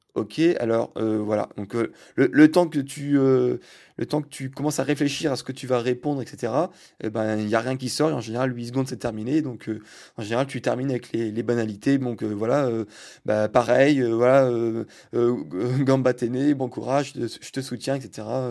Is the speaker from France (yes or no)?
yes; France; je suis français